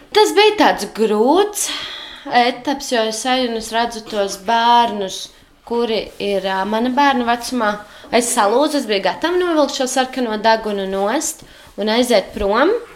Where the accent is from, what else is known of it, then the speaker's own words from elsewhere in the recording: Jūrmala, Latvia; also born or lived in Riga / Jelgava; now in Sigulda, Latvia; es esmu ienācēja oriģināli no Jūrmalas, pēc tam no Rīgas. Uh, un tagad jau no Siguldas